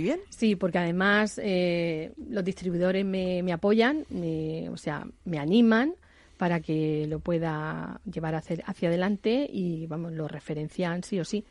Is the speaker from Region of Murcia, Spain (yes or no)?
yes; Jumilla, Region of Murcia, Spain; yo soy de Jumilla, región Murcia